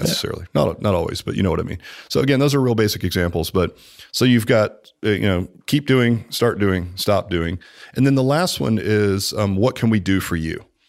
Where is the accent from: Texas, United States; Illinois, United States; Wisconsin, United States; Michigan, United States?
Texas, United States; Dallas; moved away; I'm from Dallas, man. I mean, I've been here longer than you